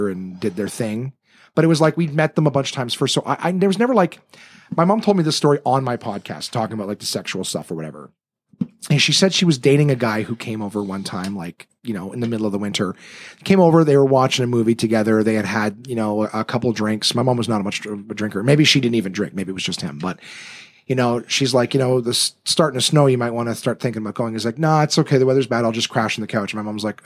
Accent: Ottawa, Ontario, Canada; born or raised there; also born or lived in North Bay, Ontario

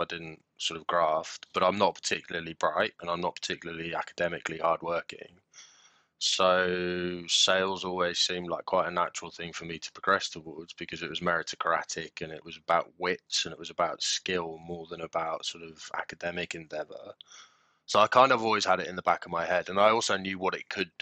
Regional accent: Bracknell, South East England, United Kingdom; also born or lived in South Africa; And then we were outside of London. So I was basically in what I would describe as sort of tech UK, Bracknell.

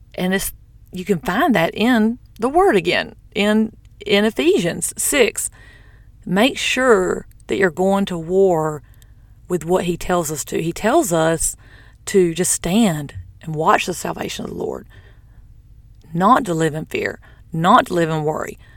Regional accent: the South, United States; I'm from the South

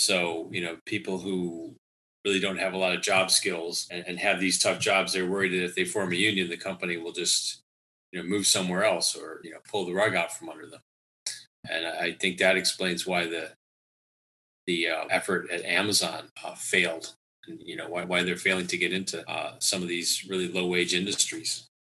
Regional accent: Lansing, Michigan, United States; my hometown of Lansing.

